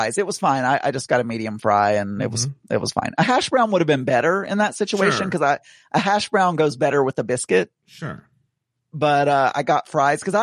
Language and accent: English; the South, United States; growing up in the South, we're very meat and potatoes oriented